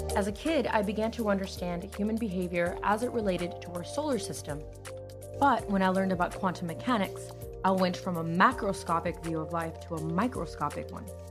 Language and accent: English; United States; Growing up in the United States